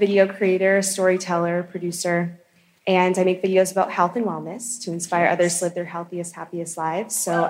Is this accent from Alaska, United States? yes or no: no; Boston, Massachusetts, United States; now in Los Angeles, United States; I'm from Boston, but I live in Los Angeles.